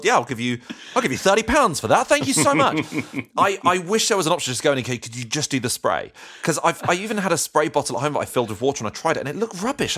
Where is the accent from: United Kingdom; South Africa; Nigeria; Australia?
United Kingdom; Croydon, London; I was brought up in Croydon as well